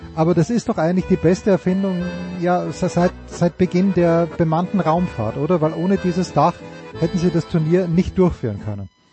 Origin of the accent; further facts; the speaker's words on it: Austria; moved away; aus meinem Heimatland, zu dem ich mich manchmal mehr hingezogen fühle, oft weniger hingezogen fühle